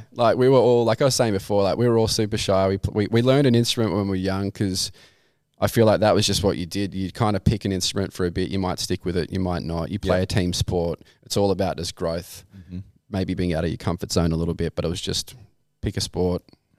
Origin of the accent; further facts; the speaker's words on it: Camden, New South Wales, Australia; I grew up in Camden, but I went to Broughton.